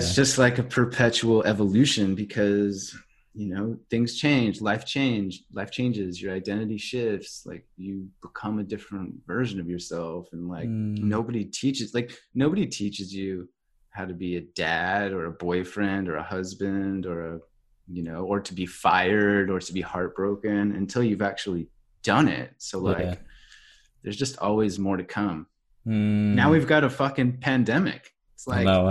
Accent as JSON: {"language": "English", "town": "Agoura Hills", "region": "California", "country": "United States", "tie": "born or raised there", "also_born_or_lived": "Australia / South Pacific / Thailand", "moved": "yes", "lives_now": "Vancouver, Canada", "said": "I grew up in just outside Los Angeles, California, in a little suburb called Agora Hills"}